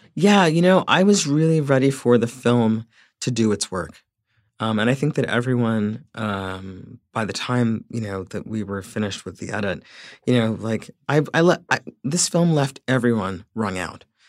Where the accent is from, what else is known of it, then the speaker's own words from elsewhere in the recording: Central Islip, New York, United States; centralized slip is a, is a really conflicted place for me. Um, it will always be my hometown